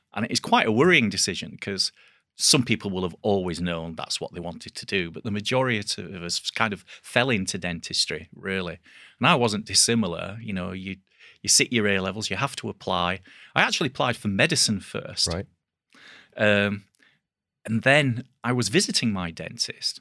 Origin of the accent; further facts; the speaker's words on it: Bradford, Yorkshire and the Humber, United Kingdom; it was in Bradford, so that was you know my hometown.